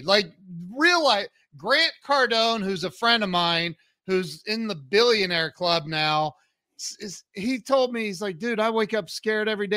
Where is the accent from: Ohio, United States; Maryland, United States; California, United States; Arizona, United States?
Ohio, United States; Northwest; I grew up in Northwest Ohio, so we had a lot of snow in the winters